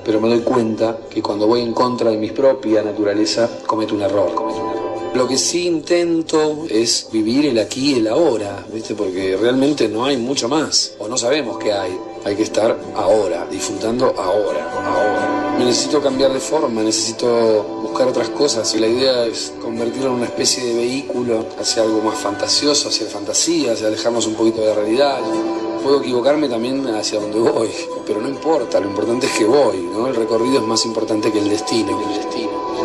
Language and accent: Spanish; Barracas, Buenos Aires, Argentina; Nací en Barracas